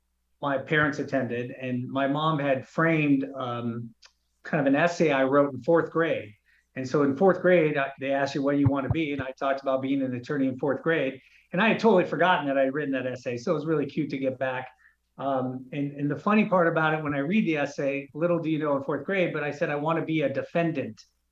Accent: Los Angeles, California, United States; also born or lived in Santa Barbara; So I was born and raised in Woodland Hills, which is San Fernando Valley, back in the 70s and 80s.

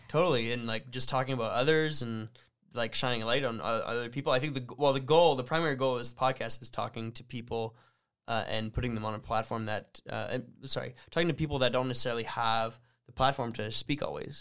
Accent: Sudbury, Ontario, Canada; growing up in the French community in Sudbury

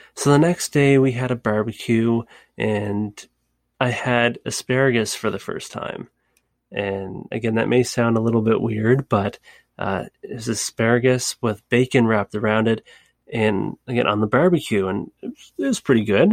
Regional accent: Canada; it's very similar to my country, Canada

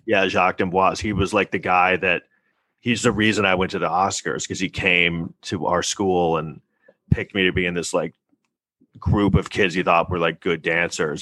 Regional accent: New York City, New York, United States; we grew up in New York City in the 80s

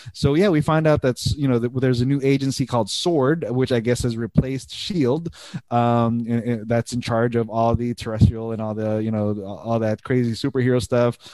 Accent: United States; we are thankfully as American citizens

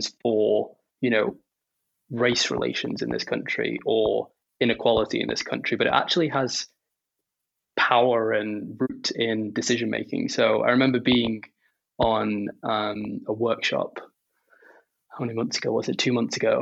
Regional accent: Stoke-on-Trent, West Midlands, United Kingdom; I grew up in Stoke-on-Trent

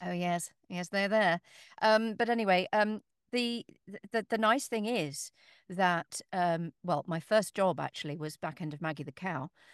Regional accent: Northamptonshire, East Midlands, United Kingdom; moved away; I was born in Northamptonshire

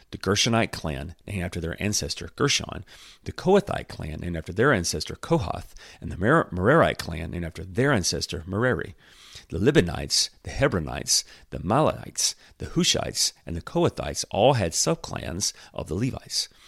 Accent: United States; I am from the United States

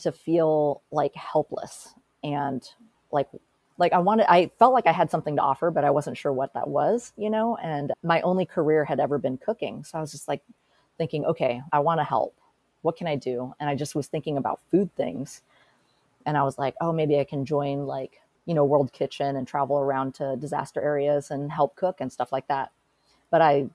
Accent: Portland, Oregon, United States; I was born and raised here in Portland. And so this is my hometown.

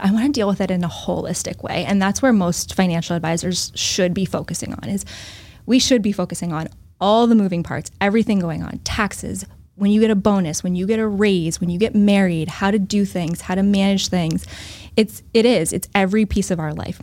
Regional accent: Northbridge, Massachusetts, United States; also born or lived in Newton, Massachusetts; So I grew up in Northbridge, Massachusetts, so south of Worcester

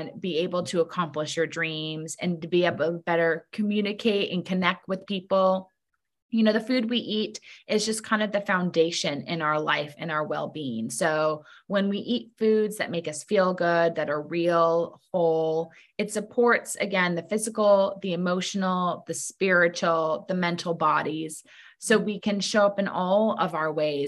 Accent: Laguna Beach, California, United States; also born or lived in New York City; I live in Laguna Beach, California, my hometown

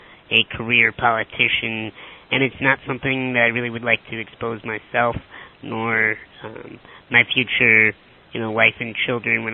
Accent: Chicago, Illinois, United States; I'm from Chicago, Illinois.

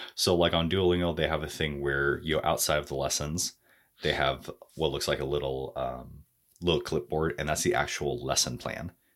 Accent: United States; accent: American

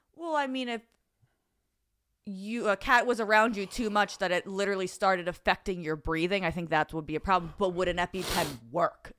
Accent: Delaware County, Pennsylvania, United States; accent: Delco; moved away; I was very young. I still lived in Delaware County

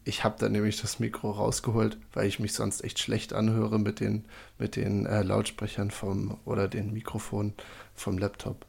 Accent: Seehausen, Saxony-Anhalt, Germany; now in Würzburg, Germany; Michael und ich sind gebürtig beide aus Seehausen in der Altmark

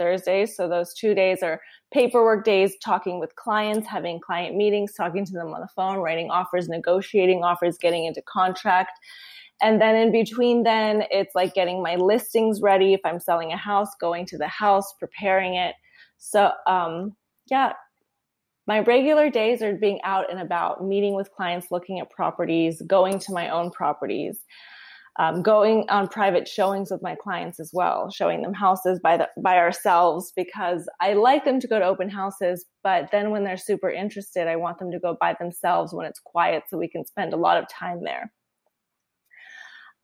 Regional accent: Long Beach, California, United States; moved away as an adult; also born or lived in Tucson, Arizona; now in San Francisco, United States; I'm from Southern California

